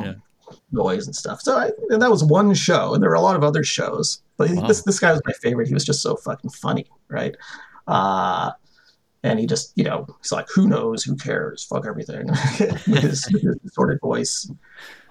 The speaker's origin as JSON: {"language": "English", "town": "Toronto", "region": "Ontario", "country": "Canada", "tie": "born or raised there", "said": "as a Canadian, as a Torontonian"}